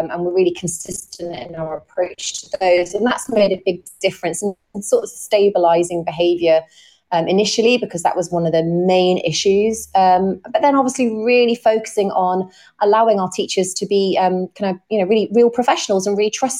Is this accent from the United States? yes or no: no; Corby, East Midlands, United Kingdom; I'm from Corby in Northamptonshire, and the school where I'm currently the head teacher is Lodge Park Academy in Corby, so it's in my hometown